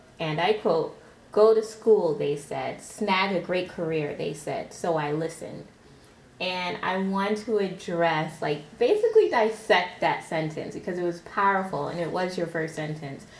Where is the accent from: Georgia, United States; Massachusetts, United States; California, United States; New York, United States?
New York, United States; New York City; I'm from Brooklyn